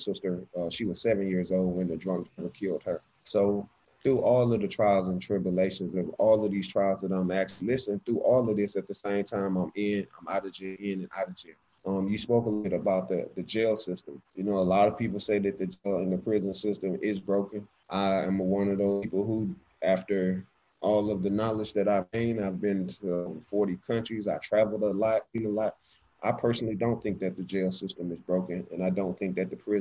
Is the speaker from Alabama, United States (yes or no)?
yes; Alexander City, Alabama, United States; I am from Alexander City, Alabama. That's where I was born